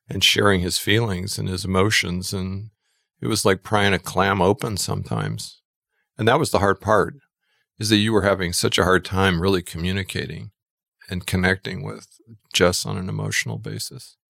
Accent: Twin Falls, Idaho, United States; also born or lived in New York; now in Boise, United States; I grew up in Twin Falls, Idaho

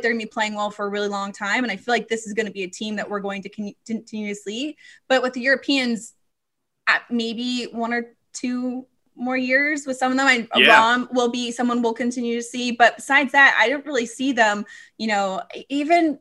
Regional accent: United States; as an American

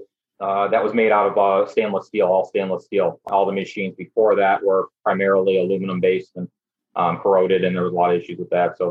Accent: Buffalo, New York, United States; I'm from Buffalo, New York. I have two kids, a one and a three-year-old. And we've been here in Buffalo our whole lives, born and raised.

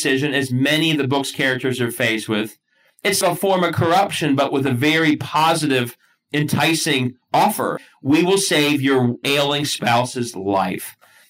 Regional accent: Cincinnati, Ohio, United States; Because all I did in law school was apparently annoy people about my hometown of Cincinnati. A very Ohio proud guy. And I am annoying about Cincinnati.

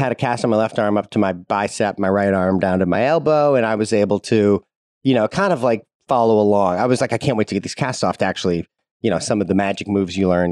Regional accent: St. Louis, Missouri, United States; I grew up in Saint Louis, Missouri

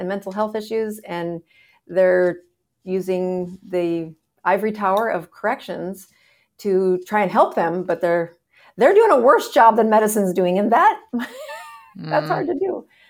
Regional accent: South Dakota, United States; moved away as an adult; now in Florida, United States; South Dakota.

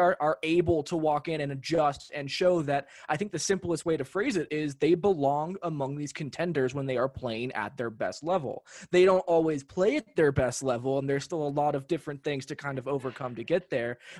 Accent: Los Angeles, California, United States; now in Denver, United States; I grew up in Los Angeles.

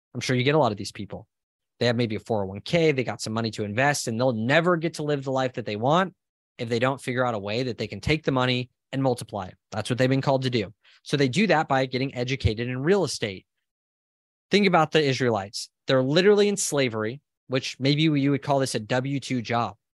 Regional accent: Southern California, United States; moved away as an adult; now in Austin, United States; I'm originally from Southern California. I'm now in Austin, Texas with my family

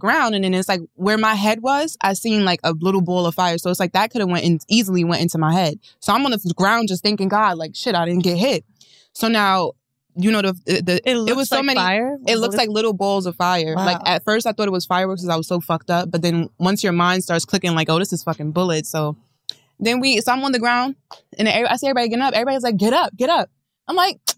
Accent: New York City, New York, United States; I'm from Queens

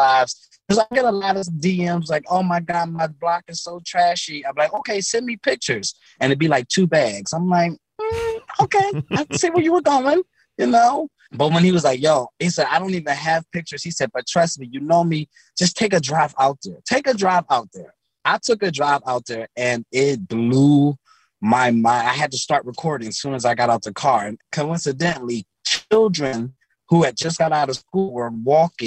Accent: Philadelphia, Pennsylvania, United States; I'm from North Philly, close to the Temple's campus

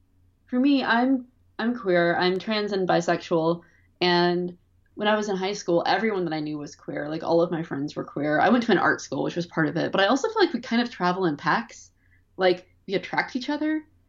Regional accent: Durham, North Carolina, United States; I'm from Durham, North Carolina, and it's a very interesting city.

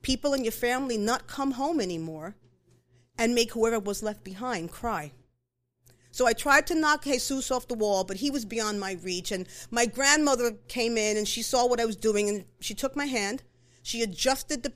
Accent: New York City, New York, United States; I'm a first-generation New Yorican, which is what we call people of Puerto Rican heritage who were born and raised in New York City

